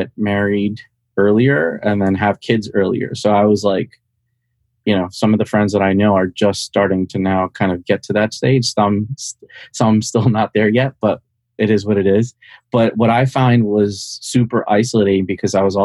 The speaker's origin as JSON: {"language": "English", "country": "India", "tie": "born or raised there", "also_born_or_lived": "Bronx, New York / New Jersey / Washington, District of Columbia, United States", "moved": "yes", "lives_now": "Montgomery County, United States", "said": "So I grew up in India, was born there, came to the Bronx, lived in New Jersey, and then moved down to DC."}